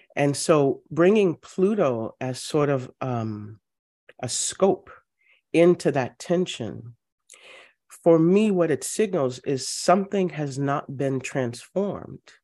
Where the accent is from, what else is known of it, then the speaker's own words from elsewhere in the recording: Louisiana, United States; I'm from Louisiana, family goes back, um, well into the early seventeen hundreds